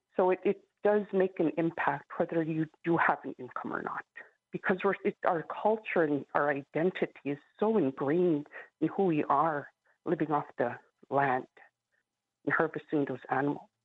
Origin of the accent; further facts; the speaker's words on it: St. Mary's, Alaska, United States; moved away as an adult; I grew up in St. Mary's, Lower Yukon River.